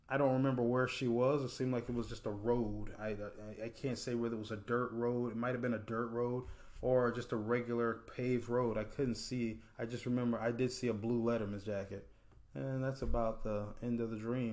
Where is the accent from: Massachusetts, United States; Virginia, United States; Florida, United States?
Florida, United States; Apopka; I grew up in Apopka